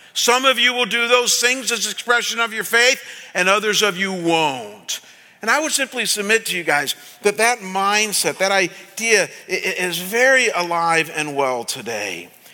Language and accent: English; Cleveland, Ohio, United States; moved away; when I was pastoring back in Cleveland in my hometown